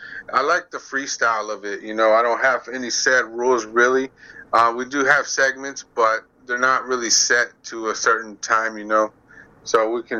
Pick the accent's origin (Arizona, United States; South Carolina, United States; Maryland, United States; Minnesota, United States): Arizona, United States; Phoenix; we're from the Phoenix area.